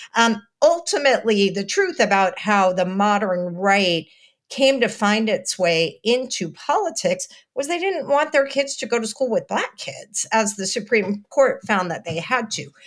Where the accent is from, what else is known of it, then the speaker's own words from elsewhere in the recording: Texas, United States; I'm from Texas